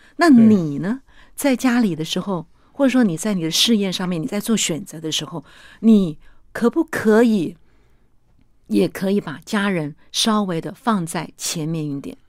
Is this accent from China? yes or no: no; Zhongxing New Village, Nantou County, Taiwan; 我是出生在中心新村的